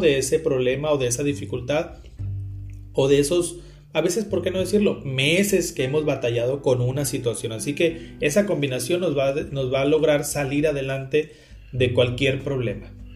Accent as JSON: {"language": "Spanish", "town": "Carbó", "region": "Sonora", "country": "Mexico", "tie": "born or raised there", "also_born_or_lived": "Hermosillo, Sonora", "said": "Cuando yo tenía tres años, mi familia se fue a vivir a Carbo"}